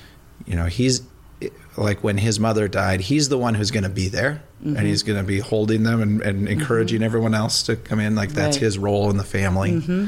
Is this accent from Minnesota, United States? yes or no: yes; Elk River, Minnesota, United States; also born or lived in Bemidji; I'm from Elk River, which is not nearly that far north, but we lived in Bemidji as a kid.